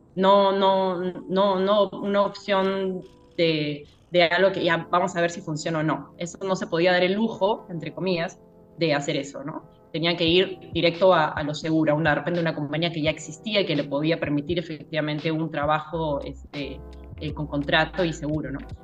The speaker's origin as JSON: {"language": "Spanish", "country": "Peru", "also_born_or_lived": "Europe", "said": "decidí volver a Perú"}